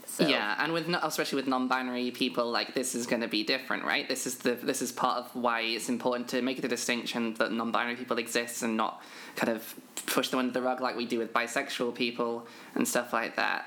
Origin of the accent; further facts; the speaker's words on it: United Kingdom; I am a British trans woman